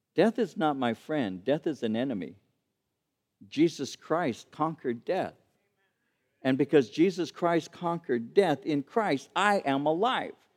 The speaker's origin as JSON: {"language": "English", "town": "Santa Fe Springs", "region": "California", "country": "United States", "tie": "born or raised there", "said": "When I was taking catechism classes at the age of seven or eight at Saint Pius the Tenth Church in Santa Fe Springs"}